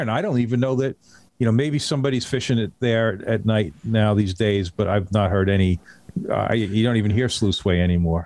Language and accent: English; North Shore of Long Island, New York, United States; also born or lived in Pine Island, Florida; I grew up on the North Shore of Long Island